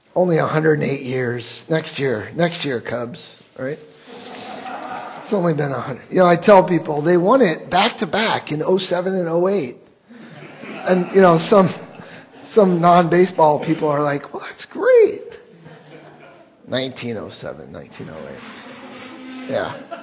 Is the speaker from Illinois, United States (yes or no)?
yes; Wheaton, Illinois, United States; I grew up in Wheaton